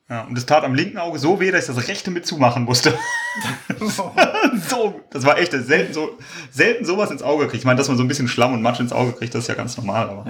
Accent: Kleve, North Rhine-Westphalia, Germany; Ich komme ja aus Kleve oder aus der Umgebung

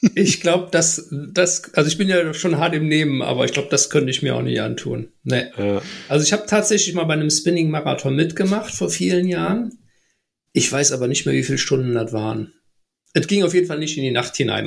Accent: Bergisches Land, near Gummersbach, North Rhine-Westphalia, Germany; now in Ruhr area, Germany; ich komme gebürtig aus dem Bergischen Richtung äh, Gummersbach, die Ecke

